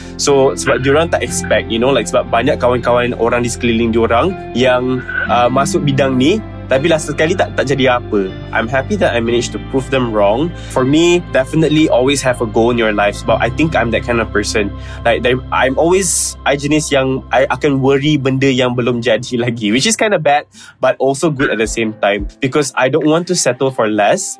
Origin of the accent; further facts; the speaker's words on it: Penang, Malaysia; moved away as an adult; I asal daripada Penang, 25 years old this year.